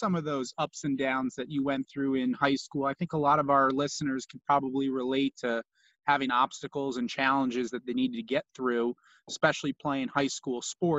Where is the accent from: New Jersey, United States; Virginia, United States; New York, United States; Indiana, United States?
New Jersey, United States; Monmouth County; growing up back in New Jersey, same area of New Jersey where we're from, Monmouth County.